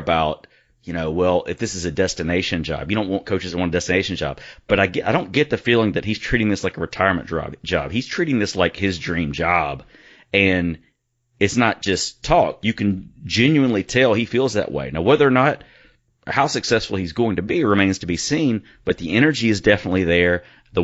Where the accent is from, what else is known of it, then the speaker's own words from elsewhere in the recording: Hattiesburg, Mississippi, United States; I grew up in Lamar Park. He lived on Idlewild. I lived on Sandra Lane